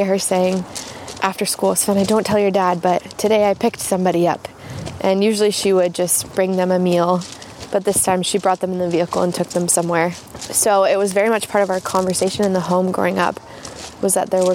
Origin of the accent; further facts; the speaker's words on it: Abbotsford, British Columbia, Canada; also born or lived in Los Angeles, United States / Vancouver, Canada; I was born in Abbotsford and then spent all my days in Abbotsford until about 5 years ago